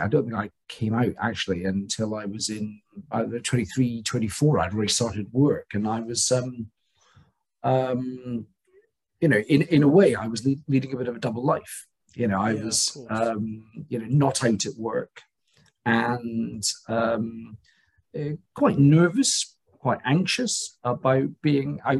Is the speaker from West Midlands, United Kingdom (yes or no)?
no; Scotland, United Kingdom; I was born in Scotland